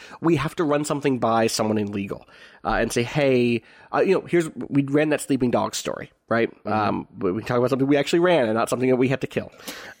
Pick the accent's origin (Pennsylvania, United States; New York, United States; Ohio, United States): Pennsylvania, United States; my hometown was on the edge of West Philadelphia and has a lot of first-generation immigrants and people of color and a huge range of wealth between its more suburban and urban sides